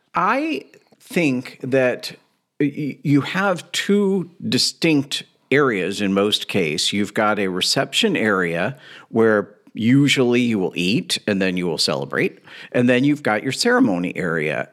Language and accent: English; Louisville, Kentucky, United States; I grew up in Louisville, Kentucky